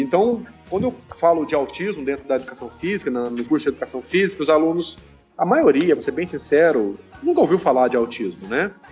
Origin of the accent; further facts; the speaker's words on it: São Paulo, Brazil; now in Ceará, Brazil; eu sou paulista